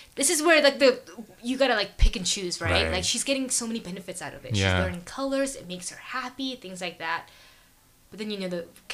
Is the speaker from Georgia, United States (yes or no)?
yes; Grayson, Georgia, United States; moved away; I'm from Grayson